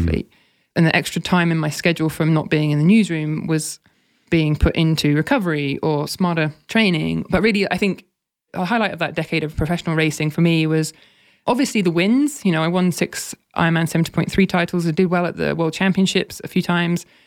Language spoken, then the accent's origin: English; United Kingdom; moved away as an adult; also born or lived in Oxford; as a Brit